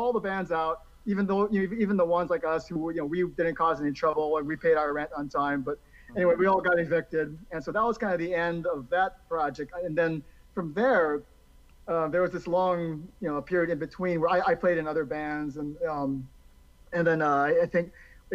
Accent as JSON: {"language": "English", "region": "Hawaii", "country": "United States", "moved": "yes", "lives_now": "Vancouver, Washington, United States", "said": "I'm originally from Hawaii, and then I moved to Vancouver back in 2000."}